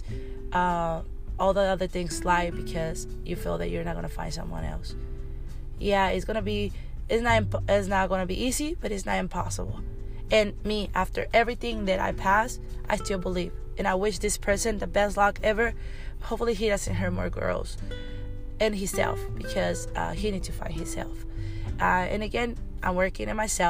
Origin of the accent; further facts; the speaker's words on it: Mexico; moved away; I grew up in Mexico